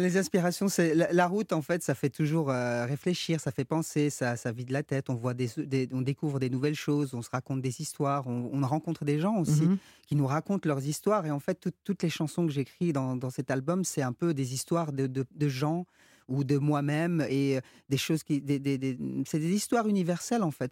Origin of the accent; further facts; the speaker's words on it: Brussels, Brussels-Capital Region, Belgium; first language French; Le français, c'est ma langue maternelle. Euh, j'ai grandi à Bruxelles